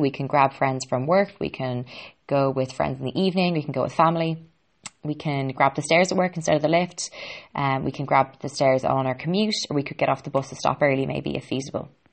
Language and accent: English; Ireland; I'm an Irish girl